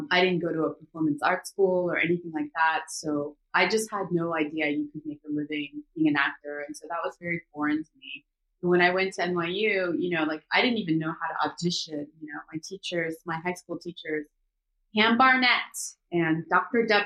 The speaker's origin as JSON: {"language": "English", "region": "Seoul", "country": "South Korea", "tie": "born or raised there", "also_born_or_lived": "Los Angeles, United States / New York, United States", "moved": "yes", "lives_now": "Atlanta, United States", "said": "So, I was born in Korea. I was born in Seoul, the capital. So, I'm like a city girl"}